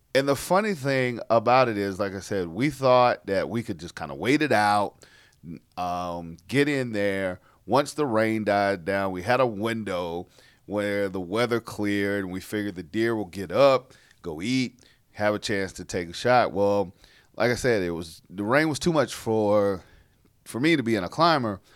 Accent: South Carolina, United States; born or raised there

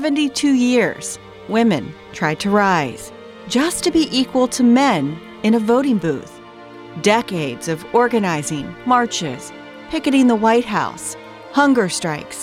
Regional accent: Maryland, United States; my home state of Maryland.

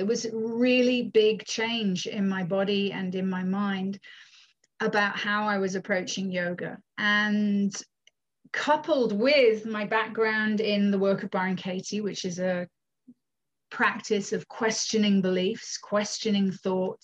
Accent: United Kingdom; moved away as an adult; also born or lived in Scotland / Findhorn, Scotland; now in Canada; I'm from the UK originally, born in the UK to a Canadian mother

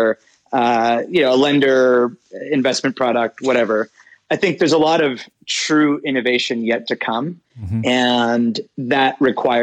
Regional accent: Pittsburgh, Pennsylvania, United States; also born or lived in India; I was born in Pittsburgh

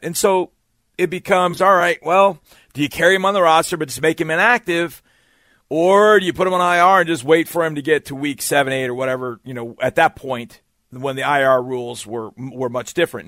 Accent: Wisconsin, United States; I was born in Wisconsin

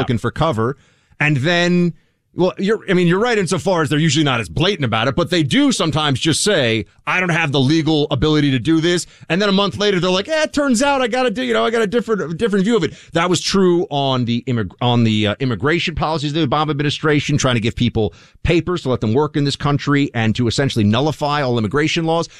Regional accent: New York, United States; I grew up here in New York

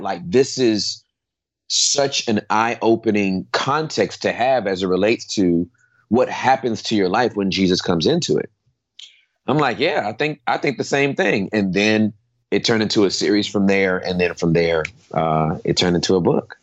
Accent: Inglewood, California, United States; I was born and raised in Southern California uh, in Inglewood

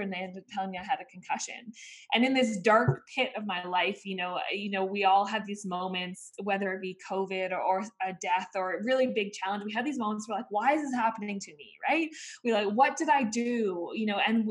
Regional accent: Vancouver, British Columbia, Canada; I grew up in Vancouver, Canada. My parents are Aussie and they're actually from Sydney, Australia

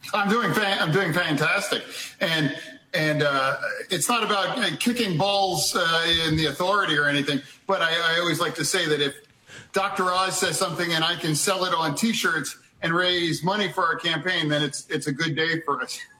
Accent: Midwest, United States; I grew up in the Midwest

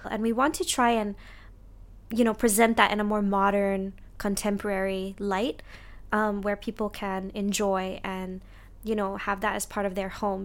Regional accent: Singapore; I actually moved home to Singapore

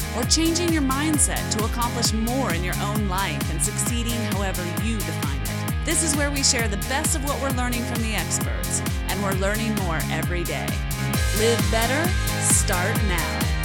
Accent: just outside of Seattle, Washington, United States; I was born just outside of Seattle

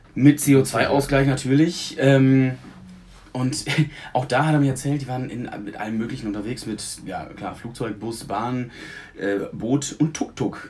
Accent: Münsterland, North Rhine-Westphalia, Germany; moved away as an adult; auf dem Land, wo ich herkomme. Und ähm, da war dann ne, tatsächlich, ich wohne jetzt seit zehn Jahren nicht mehr

